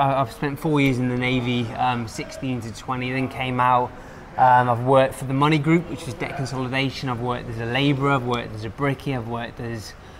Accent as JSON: {"language": "English", "town": "Plymouth", "region": "South West England", "country": "United Kingdom", "tie": "born or raised there", "moved": "as an adult", "lives_now": "Pattaya, Thailand", "said": "So I'm from the UK, you can probably guess by the accent. I grew up in a city called Plymouth. Which is the south. It's a seaside town or city. I then came to Thailand 10 years."}